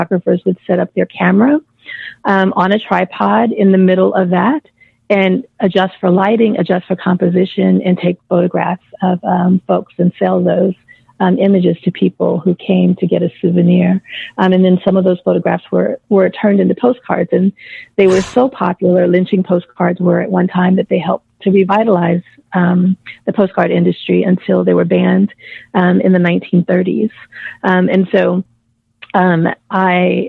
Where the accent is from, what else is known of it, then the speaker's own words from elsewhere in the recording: Mississippi, United States; moved away; I'd lived in Mississippi. I'd moved back to my home state for about 5 years just prior